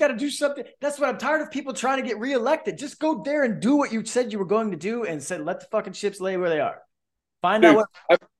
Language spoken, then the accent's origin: English; Florida, United States; because I came from Central Florida, man.